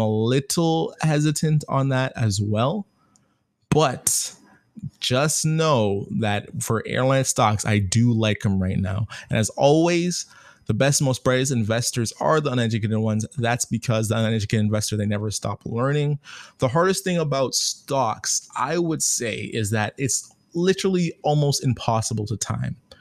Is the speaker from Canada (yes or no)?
yes; Canada; I'm Canadian, so I'm using my Canadian dollars